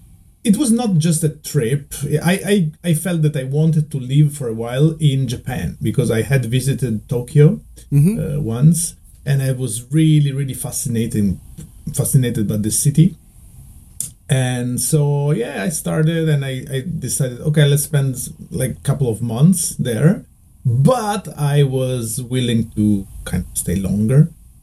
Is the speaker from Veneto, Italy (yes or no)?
yes; Veneto, Italy; English is a second language; And I moved to Venice, the kind of the biggest city closer to my hometown to study at the university.